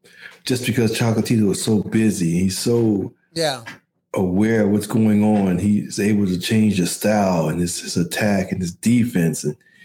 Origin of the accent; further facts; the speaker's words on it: Midwest, United States; I'm from the Midwest.